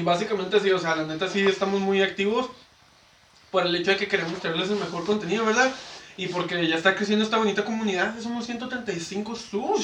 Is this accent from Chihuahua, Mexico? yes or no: yes; Ciudad Juárez, Chihuahua, Mexico; somos de Juárez